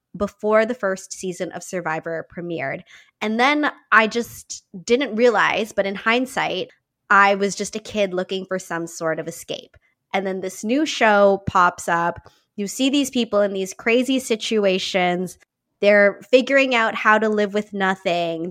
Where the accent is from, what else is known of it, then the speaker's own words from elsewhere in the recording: Niagara Falls, Ontario, Canada; I grew up in Niagara Falls here in Canada